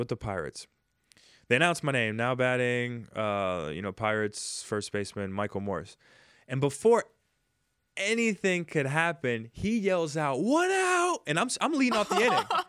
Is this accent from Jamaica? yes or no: yes; Jamaica; now in United States; I was raised in Jamaica